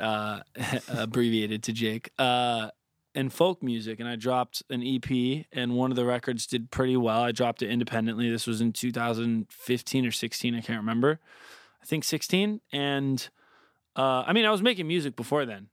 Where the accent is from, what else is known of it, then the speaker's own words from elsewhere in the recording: Southwest Florida, United States; growing up in Florida, like, Southwest Florida, on fifteen minutes, twenty minutes from the water